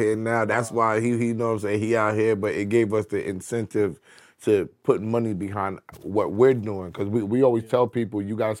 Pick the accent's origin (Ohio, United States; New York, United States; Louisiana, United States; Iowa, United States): New York, United States; I'm from New York.